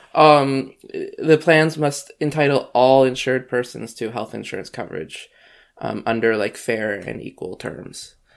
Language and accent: English; Canada; I'm Canadian